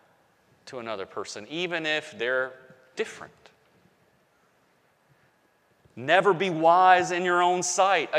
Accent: the South, United States; accent: Southern; I grew up in the South, okay? So I still got a Southern accent

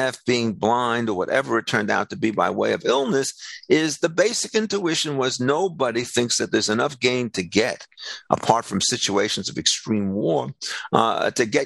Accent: United States; I'm a second generation American.

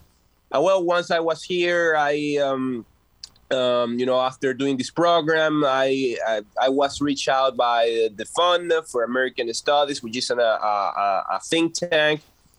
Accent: Venezuela; English is a second language; moved away as an adult; And I came from Venezuela, I would say a little bit more than 3 years ago. And, you know, I was a political activist there.

